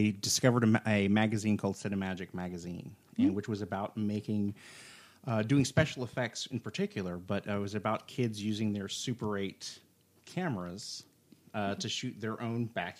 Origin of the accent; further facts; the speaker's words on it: Oklahoma, United States; accent: Okie; You can't hear my accent as much because I'm behaving myself. But every once in a while, the oak can come out, and it's pretty bad sometimes.